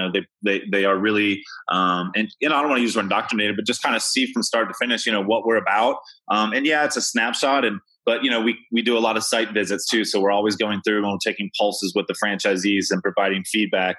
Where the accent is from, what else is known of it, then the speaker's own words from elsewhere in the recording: Kentucky, United States; I'm from Kentucky